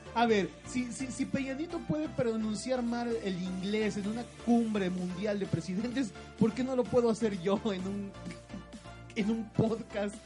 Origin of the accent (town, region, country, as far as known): Mexico